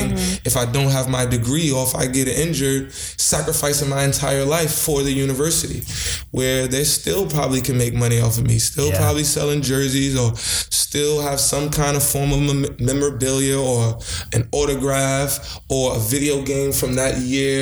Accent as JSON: {"language": "English", "town": "New York City", "region": "New York", "country": "United States", "said": "I'm from Brooklyn"}